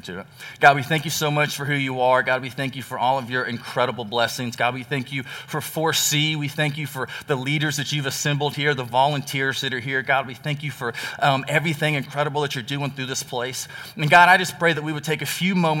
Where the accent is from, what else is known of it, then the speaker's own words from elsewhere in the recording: Texas, United States; moved away; I am from Texas